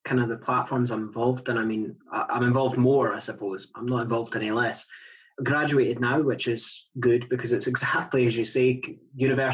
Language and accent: English; Scotland, United Kingdom; I describe myself as a Scottish traveller. I am first and foremost a Scottish traveller